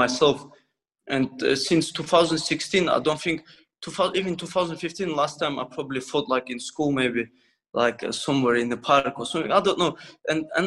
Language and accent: English; Dagestan, Russia; English is a second language; now in United Kingdom; I came from Russia, you know, from Dagestan, and in this country, don't know language, like a refugee